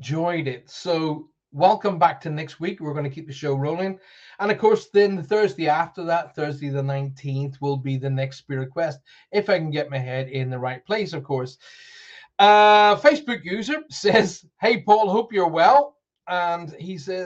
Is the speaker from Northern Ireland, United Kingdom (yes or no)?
yes; Northern Ireland, United Kingdom; accent: Northern Ireland; my Northern Ireland accent